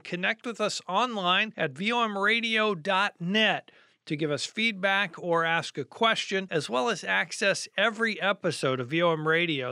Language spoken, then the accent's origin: English; United States; as an American Christian, you know, I go to church on Sunday